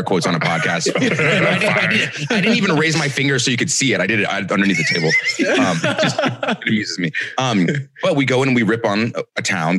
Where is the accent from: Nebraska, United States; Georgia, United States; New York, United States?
Georgia, United States; Atlanta; I grew up in Atlanta